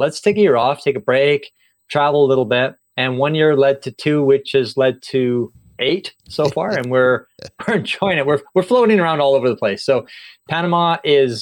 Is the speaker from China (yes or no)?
no; Canada; moved away as an adult; also born or lived in Singapore; I grew up in Canada, and I was a public school teacher there